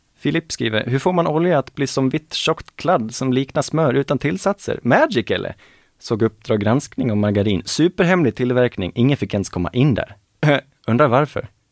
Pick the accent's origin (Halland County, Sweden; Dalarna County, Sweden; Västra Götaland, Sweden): Dalarna County, Sweden; Falun; now in Gothenburg, Sweden; Det är där jag växte upp, i det området